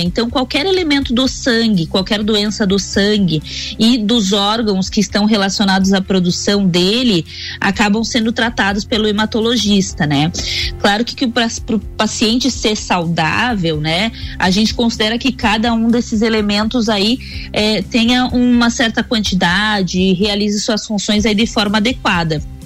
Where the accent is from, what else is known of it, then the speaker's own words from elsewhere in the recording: Itajaí, Santa Catarina, Brazil; moved away as an adult; now in Lages, Brazil; eu sou de Itajaí, na realidade, nascida e criada